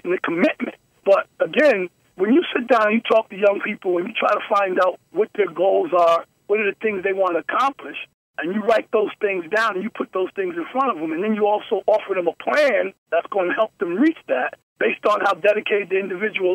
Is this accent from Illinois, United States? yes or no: no; Paterson, New Jersey, United States; I come from Paterson, New Jersey